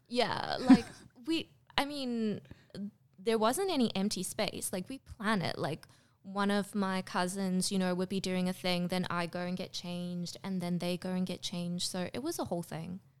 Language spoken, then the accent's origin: English; Durban, KwaZulu-Natal, South Africa; moved away as an adult; also born or lived in Pretoria, South Africa; now in Australia; I was born in Durban in South Africa. Um, then I moved to Pretoria when I was fourteen.